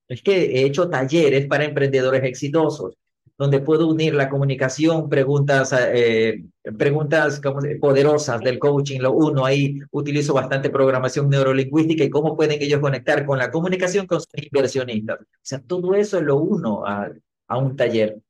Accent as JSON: {"language": "Spanish", "country": "Ecuador", "said": "mi país Ecuador"}